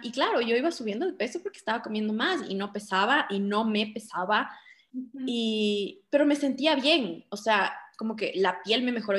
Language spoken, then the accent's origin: Spanish; Quito, Pichincha, Ecuador; soy de Quito, vivo en Quito, siempre he estado aquí